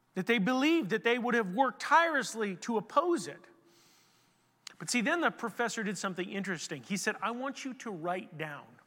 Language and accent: English; United States